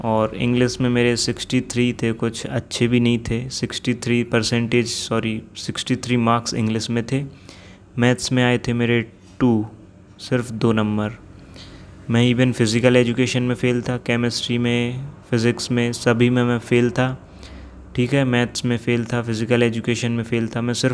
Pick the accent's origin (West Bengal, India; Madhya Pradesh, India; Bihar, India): Madhya Pradesh, India; Jabalpur; मैं जबलपुर मध्य प्रदेश से बिलोंग करता हूँ मैं 21 साल का अभी हो गया हूँ